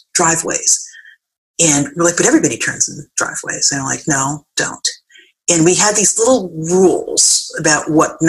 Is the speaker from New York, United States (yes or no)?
yes; New York City, New York, United States; We grew up on Seton Avenue in the Bronx